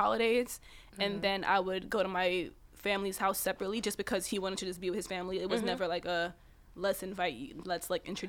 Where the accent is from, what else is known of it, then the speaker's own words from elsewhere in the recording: New York City, New York, United States; I was from Queens, Cambria Heights.